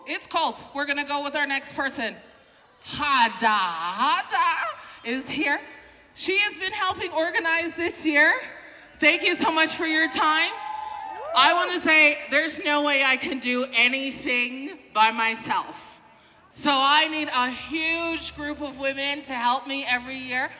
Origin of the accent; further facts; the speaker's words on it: Calgary, Alberta, Canada; I'm from Calgary